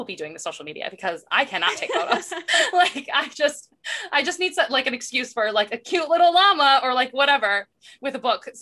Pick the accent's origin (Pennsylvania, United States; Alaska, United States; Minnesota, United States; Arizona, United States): Arizona, United States; We're both from Arizona